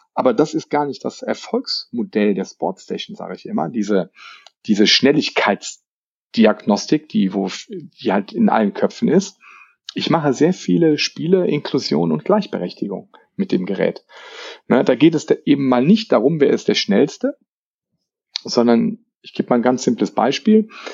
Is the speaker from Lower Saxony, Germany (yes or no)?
yes; Lower Saxony, Germany; bei uns in Niedersachsen